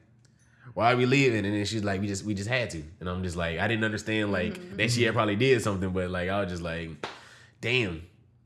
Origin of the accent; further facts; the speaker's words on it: Georgia, United States; I'm from Georgia